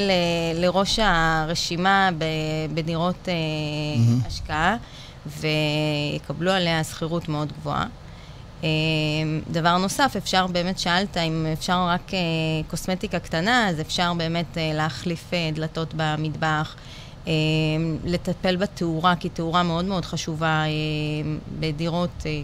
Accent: Bat Yam, Tel Aviv District, Israel; now in Holon, Israel; גדלתי בבת ים, היום אני גרה בחולון

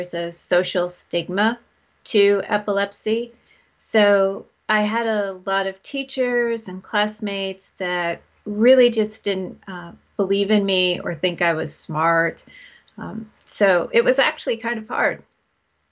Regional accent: New York, United States; I was born in New York State, and I'm north of New York City, so I'm nowhere near the exciting part of New York. So I grew up here.

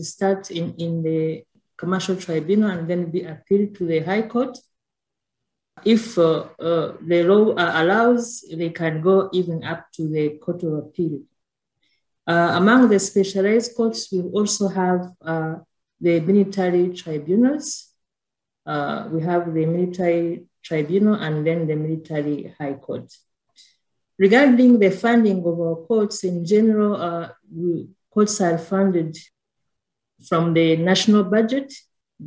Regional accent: Rwanda; I'm from Rwanda

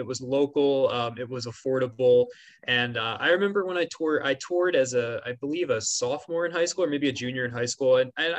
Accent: Bucks County, Pennsylvania, United States; now in Philadelphia, United States; Yeah. I grew up in Bucks County, so I'm local. It's about 40 minutes away about from Philly and about, you know, 35 from Temple.

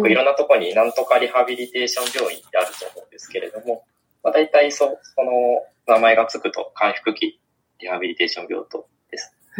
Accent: Okayama, Japan; moved away as an adult; also born or lived in Tokyo; 今、地元の岡山県の方に帰って、はい、岡山で仕事をしております

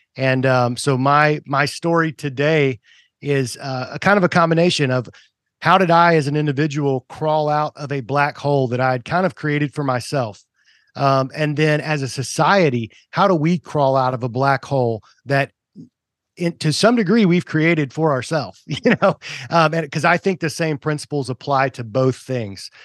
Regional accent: Tennessee, United States; also born or lived in Kentucky / Georgia; I was originally, uh, born in Kentucky, moved to Tennessee, you know, before any of my memories, so I was, like, one years old. Um, but I, you know, grew up in Tennessee

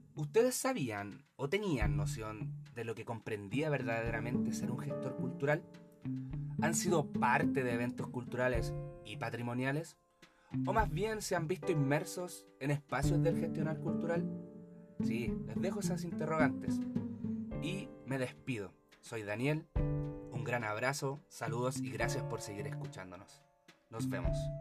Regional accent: Chile; como ciudadanos chilenos

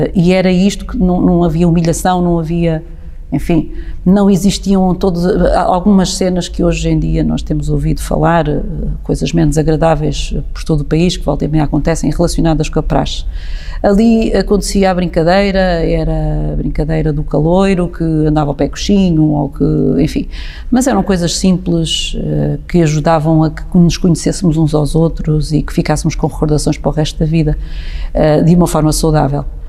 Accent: Sertã, Centro, Portugal; nasci e cresci na Sertã

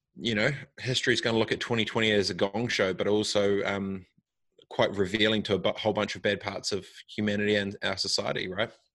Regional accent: New Zealand; I'm I'm from New Zealand and I'm Maori

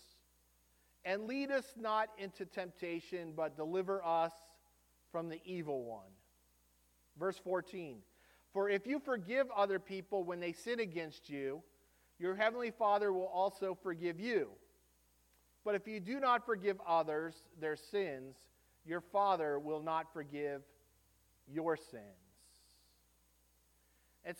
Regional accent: United States; as an American

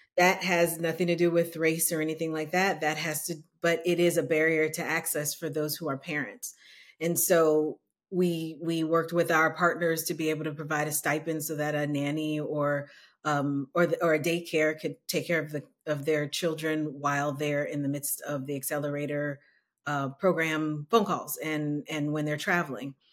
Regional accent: New Orleans, Louisiana, United States; now in Austin, United States; I'm originally from New Orleans

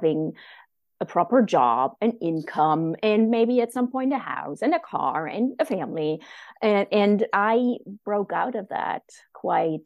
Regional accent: East Germany, Germany; moved away as an adult; also born or lived in Japan; I grew up in the German Democratic Republic in East Germany

